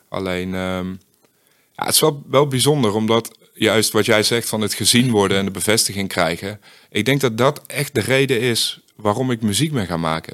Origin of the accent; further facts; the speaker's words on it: Uden, North Brabant, Netherlands; ik kom uit best wel een, eh, gewoon een klein eh, dorp. Ik kom uit Uden